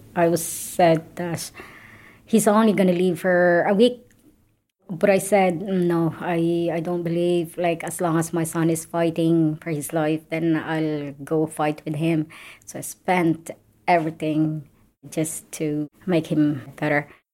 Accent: Philippines; moved away as an adult; now in Ireland; I'm originally from the Philippines. I'm living and working in Ireland for over 15 years now

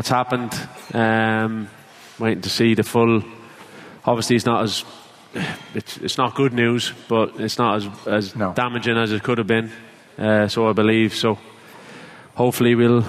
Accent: Ireland; an Irish kid growing up in Ireland

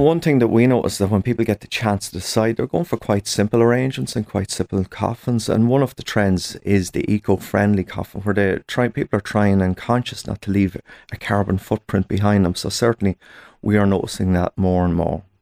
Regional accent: Ireland; us as Irish people

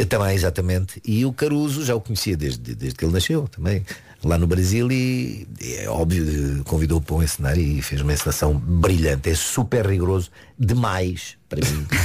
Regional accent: Dundo, Lunda Norte, Angola; now in Portugal; Eu nasci em Angola. Sou de Angola.

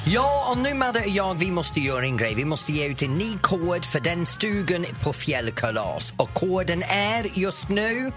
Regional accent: the north of England, United Kingdom; Swedish is a second language; now in Sweden; Jag kommer från norra England, ut på landet och, och i min trakt när vi växte upp

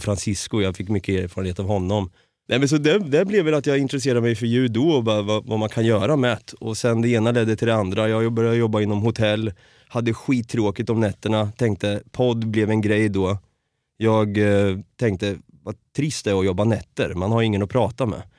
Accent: Norrköping, Östergötland, Sweden; Så i Norrköping är jag uppvuxen och född

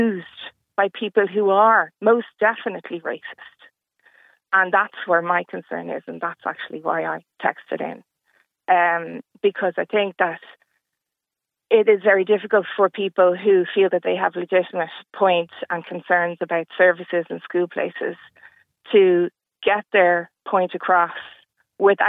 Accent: Ireland; I'm from Ireland

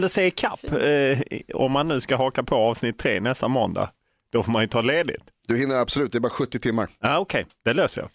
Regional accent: Lund, Skåne, Sweden; om man vuxit upp i Lund

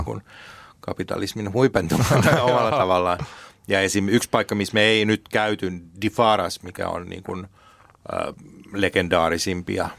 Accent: Finland; me ollaan Suomesta

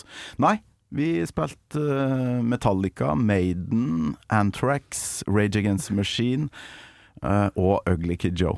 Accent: Kolvereid, Trøndelag, Norway; moved away; Kolvereid og der jeg kommer fra. Ytre Namdal.

